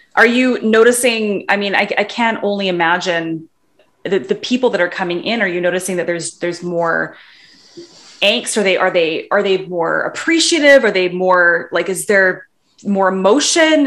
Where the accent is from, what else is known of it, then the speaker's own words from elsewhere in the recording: Vancouver, British Columbia, Canada; I'm from Vancouver too